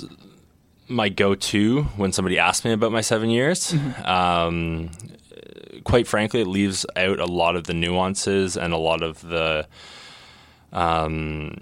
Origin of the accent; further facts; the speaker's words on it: Newmarket, Ontario, Canada; I'm originally from Newmarket, Ontario